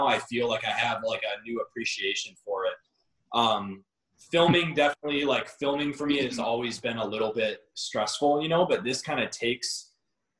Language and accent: English; Northville, Michigan, United States; I grew up in Northville, which is right by Vans of Novi